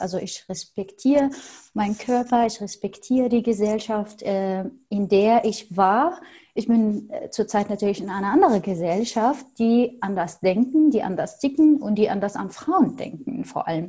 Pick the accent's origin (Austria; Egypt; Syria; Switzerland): Syria; first language Arabic; German is a second language; moved away as an adult; also born or lived in Berlin; now in Germany; ich bin Arabisch-Muttersprachlerin und ich komme aus Syrien